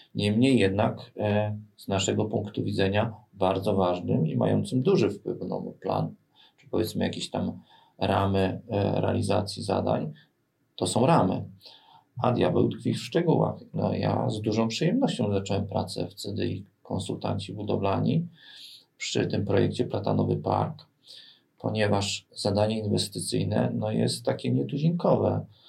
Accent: Bydgoszcz, Kuyavian-Pomeranian Voivodeship, Poland; jestem bydgoszczeninem, takim z krwi i kości. Co mam na myśli? no tutaj się urodziłem, tutaj się wykształciłem i tutaj pracuję

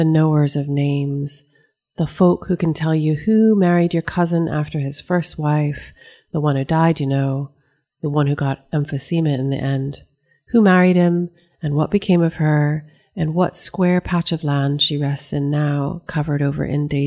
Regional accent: East Coast, United States; as an American who grew up on the East Coast

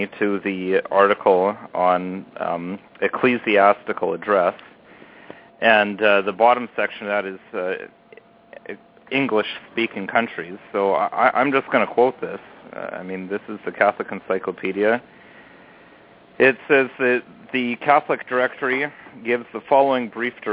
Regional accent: Canada; I'm not American. I am Canadian. I live in Canada.

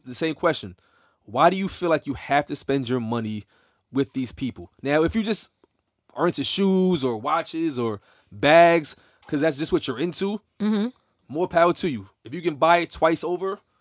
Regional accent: New York, United States; I'm from New York.

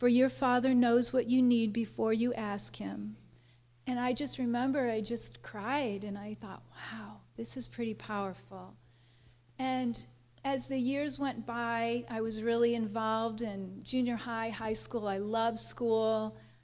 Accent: St. Louis, Missouri, United States; I was born in St. Louis.

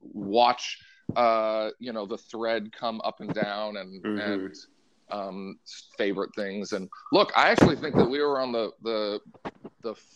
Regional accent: Portland, Oregon, United States; I grew up in Portland, Oregon

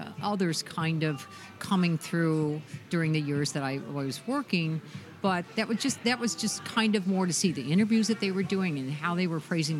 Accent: California, United States; accent: California; So when I worked in New Hampshire, I had my California accent, right?

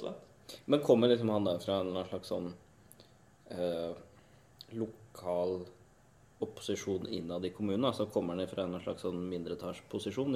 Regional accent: Indre Østfold, Norway; moved away; den eh, delen av landet jeg kommer fra, fra Indre Østfold

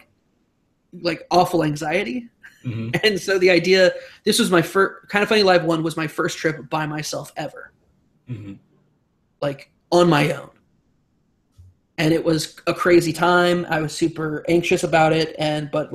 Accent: Arizona, United States; we're both from Arizona

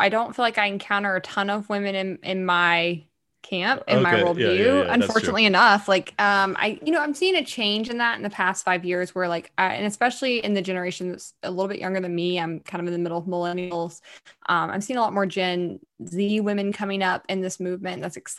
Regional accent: Deep South, United States; I always compare it to like these football teams that I grew up around in the Deep South.

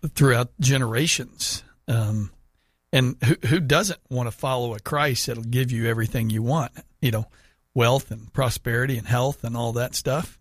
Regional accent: United States; I'm saying this as an American

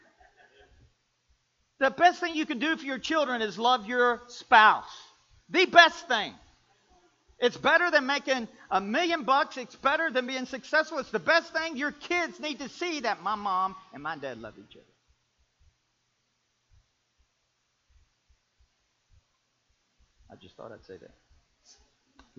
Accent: Kentucky, United States; I'm from Kentucky.

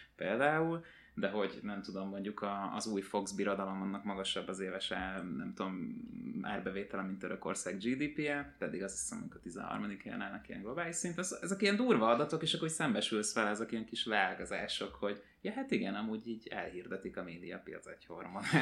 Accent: Hungary; magyar vagyok

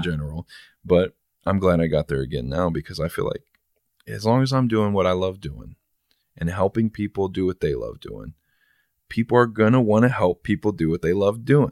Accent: San Bernardino, California, United States; now in Toledo, United States; I was born in San Bernardino and I ended up here

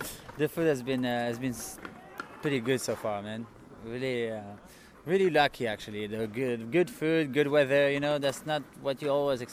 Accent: France; moved away as an adult; now in Barcelona, Spain; I'm from France. I live in Barcelona for many years.

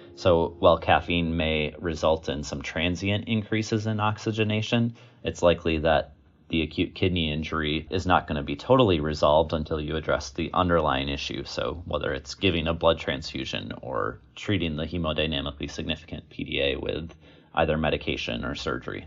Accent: Wisconsin, United States; also born or lived in Virginia; I was born and raised in Wisconsin

